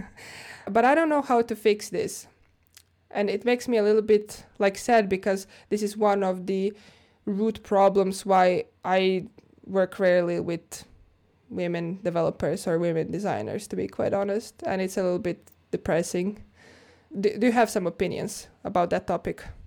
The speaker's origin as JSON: {"language": "English", "town": "Zagreb", "region": "City of Zagreb", "country": "Croatia", "tie": "born or raised there", "moved": "as an adult", "lives_now": "Finland", "said": "Zagreb, Croatia, my hometown."}